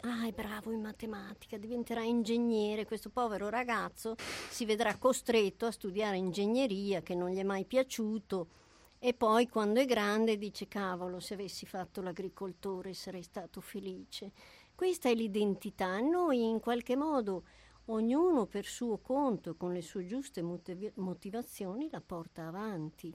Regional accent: Germany; moved away; io eh, sono nata in Germania, quindi eh, i miei nonni e i miei genitori abitavano lì

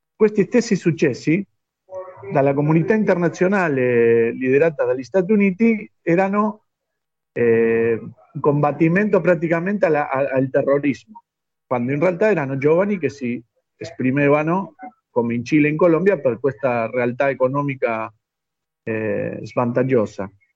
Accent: Argentina; Italian is a second language; noi che siamo di Argentina

